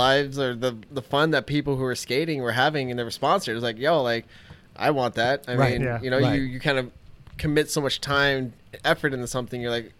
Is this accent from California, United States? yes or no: yes; Los Angeles, California, United States; So I grew up in Chatsworth